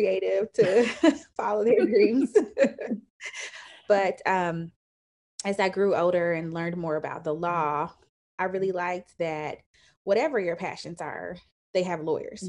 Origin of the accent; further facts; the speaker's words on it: Indianapolis, Indiana, United States; also born or lived in Atlanta; now in Nashville, United States; I am originally from Indianapolis. I live in Nashville, Tennessee